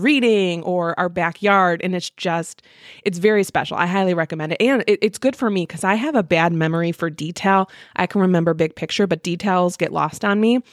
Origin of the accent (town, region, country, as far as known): Midwest, United States